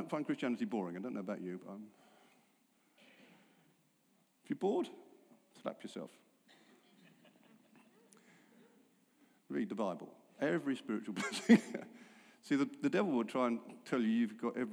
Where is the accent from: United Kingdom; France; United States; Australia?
United Kingdom; England; I'm English